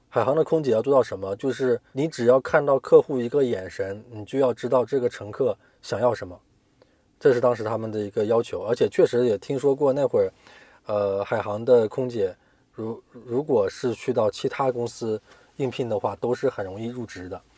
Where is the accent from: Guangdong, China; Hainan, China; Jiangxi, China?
Hainan, China; moved away; 我们海南人的英语真的是跟这个大陆学生比起来差太多了